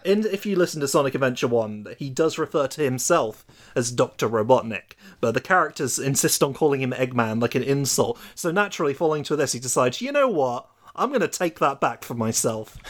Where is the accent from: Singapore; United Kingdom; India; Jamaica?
United Kingdom; coming from me as the British person